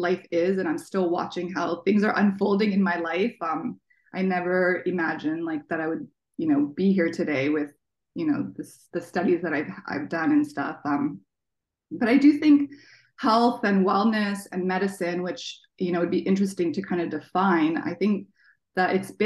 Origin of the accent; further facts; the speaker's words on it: Toronto, Ontario, Canada; also born or lived in Washington, D.C., United States; now in Seattle, United States; And I was born in DC. I grew up in Toronto, and I've lived here in Seattle now for like 14 years.